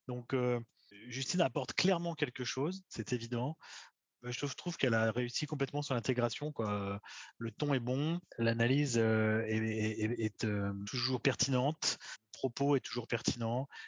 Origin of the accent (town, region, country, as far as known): Saint-Étienne, Auvergne-Rhône-Alpes, France